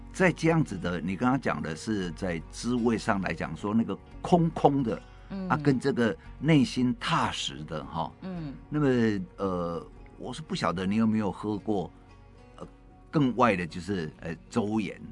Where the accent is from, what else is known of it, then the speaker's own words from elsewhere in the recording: Taiwan; 我们台湾话